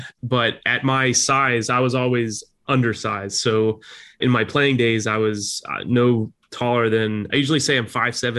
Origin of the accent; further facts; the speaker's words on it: Sea Girt, New Jersey, United States; So I'm actually reporting live from Seagirt as well, because it's which is, if you're not familiar, it's a postage stamp.